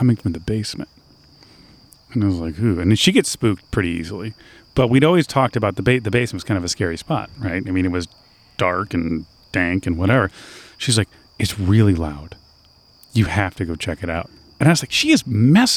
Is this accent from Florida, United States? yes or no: no; Michigan, United States; moved away as an adult; my hometown of Michigan